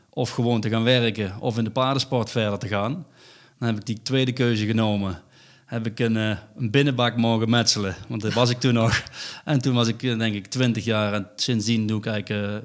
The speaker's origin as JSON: {"language": "Dutch", "region": "North Brabant", "country": "Netherlands", "said": "voor ons als Brabanders"}